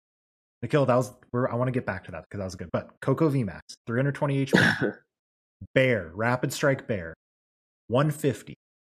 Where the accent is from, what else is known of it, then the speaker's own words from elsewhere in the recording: Australia; Bro, I'm Aussie